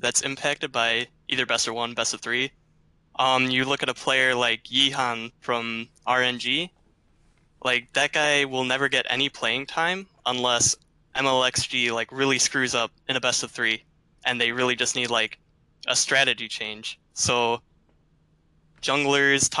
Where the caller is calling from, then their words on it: Chicago, Illinois, United States; I'm calling from Chicago, Illinois